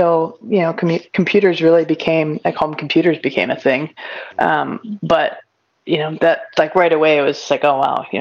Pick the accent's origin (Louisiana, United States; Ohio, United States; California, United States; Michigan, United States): Ohio, United States; Elyria; moved away as an adult; also born or lived in Milwaukee / North Carolina / Washington, D.C.; now in Silver Spring, Maryland, United States; I grew up in northern Ohio in a town called Elyria. And you know, it was just, I was just there till I was 18